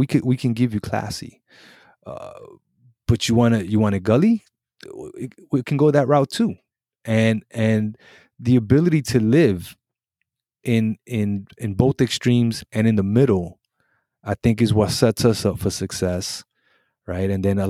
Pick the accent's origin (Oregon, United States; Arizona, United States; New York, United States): New York, United States; Brooklyn; So in Puerto Rico, I'm American, right? In America, I'm Puerto Rican. And both places got a problem with me.